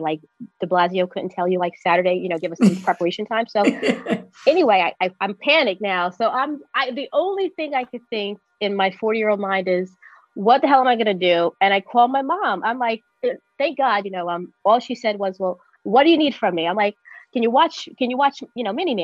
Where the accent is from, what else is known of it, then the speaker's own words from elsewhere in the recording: New York City, New York, United States; now in upstate New York, United States; I'm a New Yorker through and through, born here, raised here